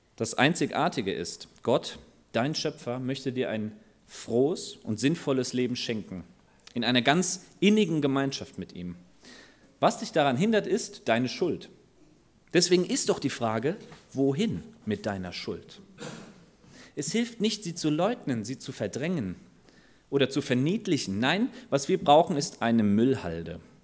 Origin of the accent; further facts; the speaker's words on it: Germany; unser Wohlstand als Deutsche